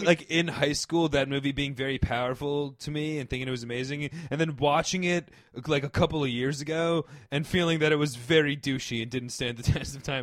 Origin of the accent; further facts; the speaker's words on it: Northeast, suburban New York City, United States; growing up in the Northeast in suburban New York City